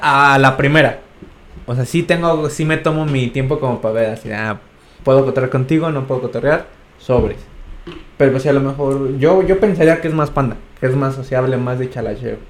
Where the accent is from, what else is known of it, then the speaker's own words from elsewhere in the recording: San Luis Potosí, Mexico; todos somos potosinos